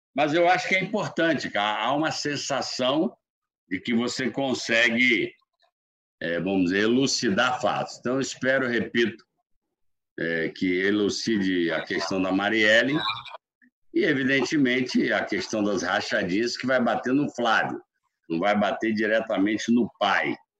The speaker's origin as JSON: {"language": "Portuguese", "area": "the Northeast", "region": "Northeast Brazil", "country": "Brazil", "said": "eu e Ciro aqui, que somos do Nordeste"}